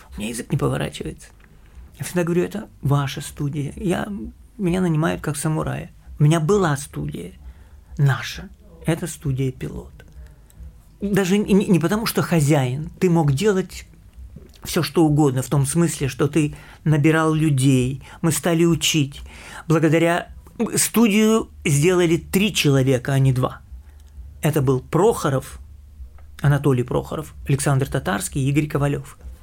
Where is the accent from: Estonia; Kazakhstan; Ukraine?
Ukraine; Kyiv; moved away; also born or lived in United States / Russia; Я киевлянин, я родился в Киеве